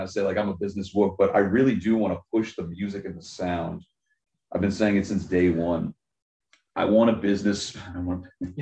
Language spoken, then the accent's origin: English; Baltimore, Maryland, United States; moved away; also born or lived in Virginia; I'm from Baltimore originally